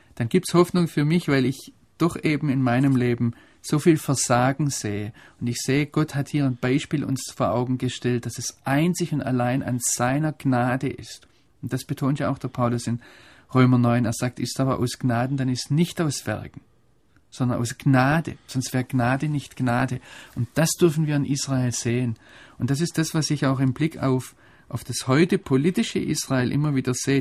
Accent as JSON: {"language": "German", "country": "Germany", "said": "als Deutsche"}